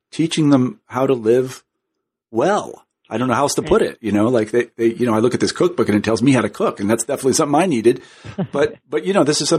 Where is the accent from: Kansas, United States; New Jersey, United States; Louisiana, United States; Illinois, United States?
Kansas, United States; now in Northampton, United States; I'm from Kansas, so that's good for Kansas